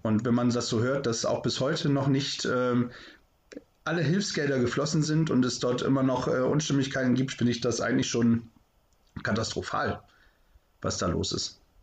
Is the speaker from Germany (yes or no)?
yes; the North, Northern Germany, Germany; hier bei uns im Norden